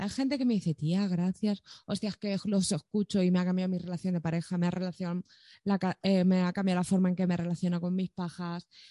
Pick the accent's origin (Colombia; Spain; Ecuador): Spain; Madrid, Community of Madrid; tú y yo somos dos chavales de Villaverde